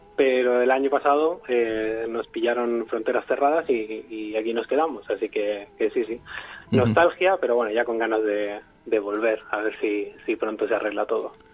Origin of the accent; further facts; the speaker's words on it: Barcelona, Catalonia, Spain; moved away as an adult; now in Vietnam; Yo soy de Barcelona